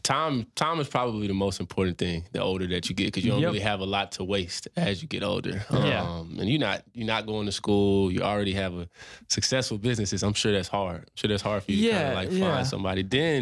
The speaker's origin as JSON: {"language": "English", "town": "Fort Worth", "region": "Texas", "country": "United States", "tie": "born or raised there", "said": "I grew up in Fort Worth."}